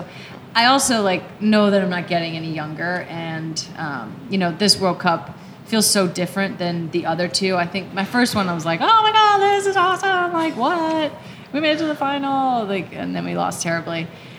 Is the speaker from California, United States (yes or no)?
yes; California, United States; I'm from California and spent a lot of time in Southern California and San Diego.